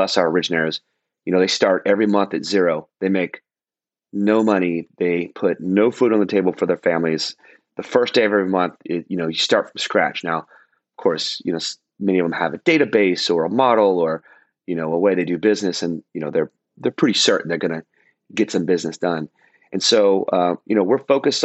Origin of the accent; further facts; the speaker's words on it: Dallas, Texas, United States; also born or lived in Fort Lauderdale, Florida; now in Orange County, United States; Dallas, my hometown